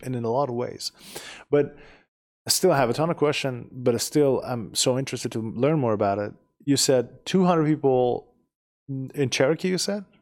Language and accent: English; Iran; first language Persian; English is a second language; moved away as an adult; now in United States; We, we are from Iran, we speak Persian